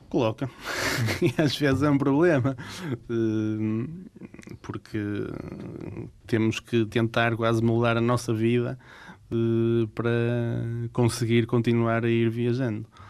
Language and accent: Portuguese; Portugal; Nós, portugueses, não temos muito esse hábito